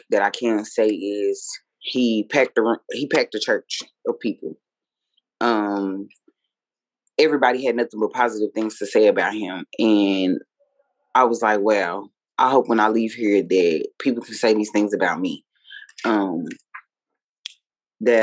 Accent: United States; as African American people

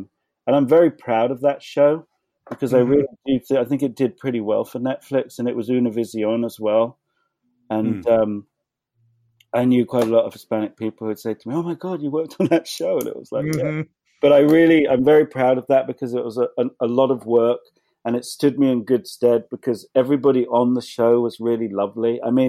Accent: England, United Kingdom; which come growing up in England, we always used to get French and Italian films from the video shop.

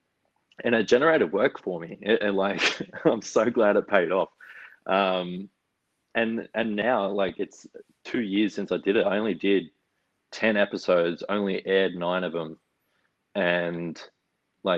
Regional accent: Wagga Wagga, New South Wales, Australia; moved away as an adult; now in Melbourne, Australia; I'm like from Wagga

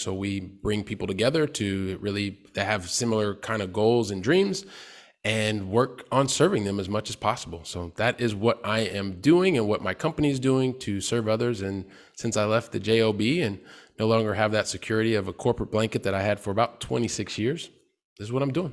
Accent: Columbus, Ohio, United States; moved away; I'm from Columbus, Ohio

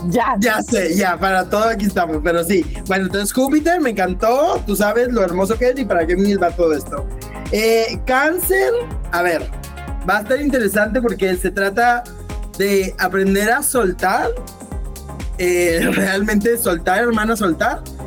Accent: Monterrey, Nuevo León, Mexico; moved away as an adult; also born or lived in United States; now in Austin, United States; yo viví toda la vida en Monterrey, Nuevo León, regio de, sangre

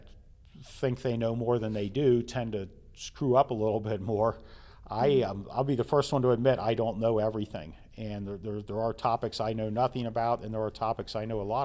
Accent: Colerain Township, Ohio, United States; as a little kid growing up on Gaines Road

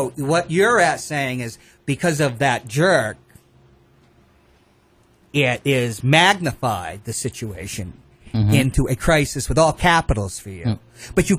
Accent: United States; born or raised there; also born or lived in Monterey, California

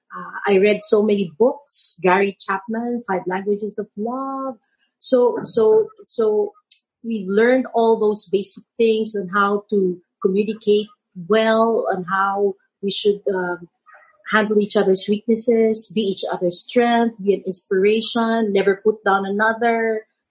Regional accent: San Juan, Metro Manila, Philippines; I grew up in Manila San Juan, it's called

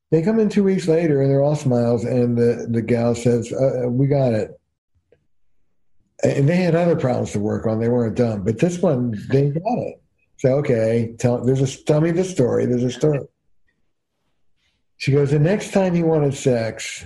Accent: New Jersey, United States; I'm from Jersey

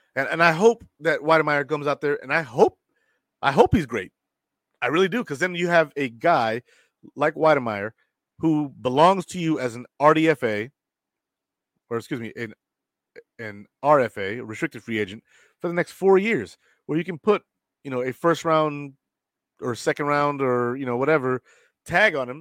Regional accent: Rochester, New York, United States; moved away; I'm from Rochester, but I don't live there

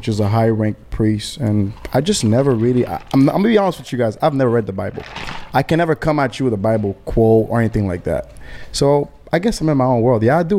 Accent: Haiti; now in Miami, United States; And I'm from Haiti

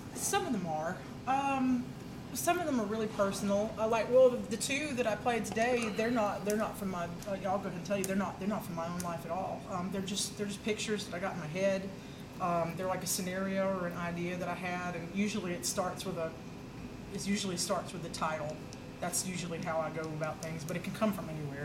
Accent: Oak Grove, Alabama, United States; I grew up in Oak Grove, Alabama, way out in the country

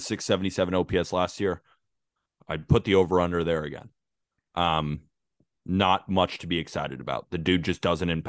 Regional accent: California, United States; if you talk to Dodgers fans, which I have plenty growing up in California

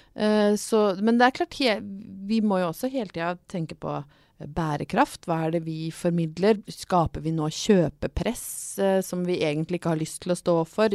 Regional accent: Brøttum, Innlandet, Norway; jeg er jo fra Brøttum rett utafor Lillehammer. Jeg har vokst opp i OL-rus.

